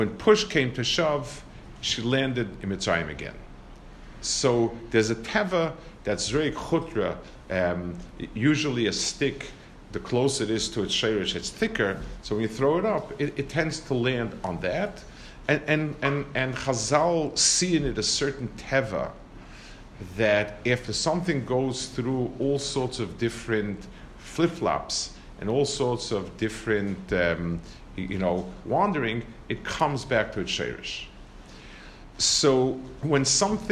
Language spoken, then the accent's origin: English; New York City, New York, United States; I grew up in Lower East Side, and the yeshiva was on Henry Street